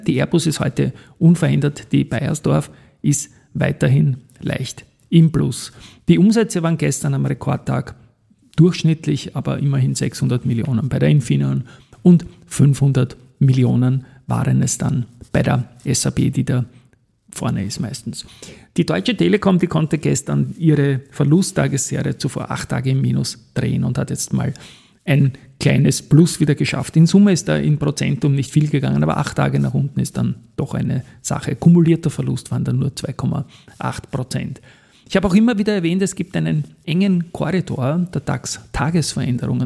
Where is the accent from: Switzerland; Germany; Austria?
Austria; als Österreicher